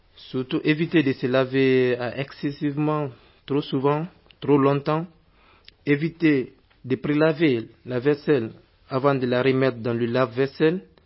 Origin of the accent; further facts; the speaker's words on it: Guinea; now in France; en Guinée, mon pays natal